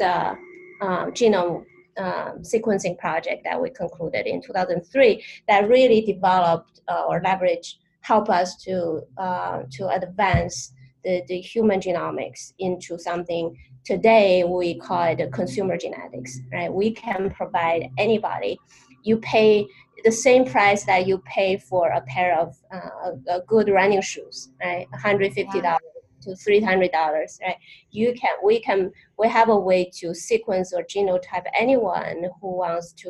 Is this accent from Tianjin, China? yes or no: yes; Tianjin, China; moved away as an adult; also born or lived in Milwaukee, Wisconsin, United States; now in United States; I was brought up in northern China. My hometown is a beautiful harbor